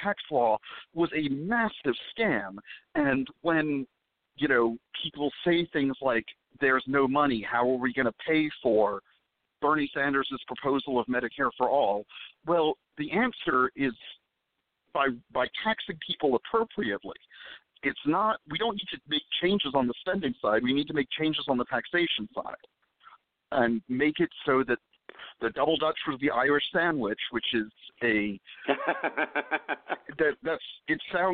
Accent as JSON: {"language": "English", "country": "Israel", "tie": "born or raised there", "moved": "yes", "lives_now": "Dallas, United States", "said": "I'm Jewish and I was born in Israel"}